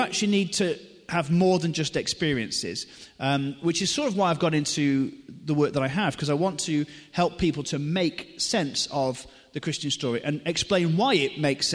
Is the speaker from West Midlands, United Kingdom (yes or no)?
yes; Newcastle-under-Lyme, West Midlands, United Kingdom; I'm from Newcastle-under-Lyme, and I'm currently living here as well, which is good news. And I got confirmed at St Giles Church on the roundabout in the early 90s.